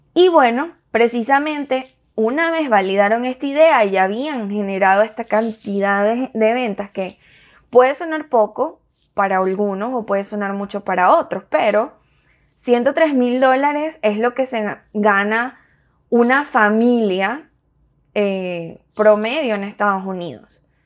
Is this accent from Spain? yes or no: no; Venezuela; also born or lived in Miami; now in United States; nos tocó migrar